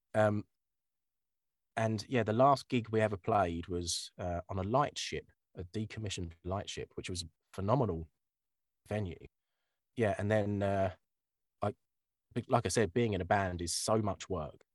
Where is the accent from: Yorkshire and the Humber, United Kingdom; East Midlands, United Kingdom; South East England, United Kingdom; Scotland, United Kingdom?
South East England, United Kingdom; Kent; I'm from Kent